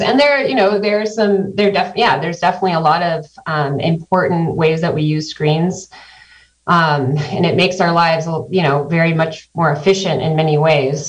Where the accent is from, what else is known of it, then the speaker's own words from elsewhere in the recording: Santa Cruz County, California, United States; moved away as an adult; also born or lived in Sacramento / Tucson, Arizona; now in Mendocino County, United States; I grew up in Santa Cruz County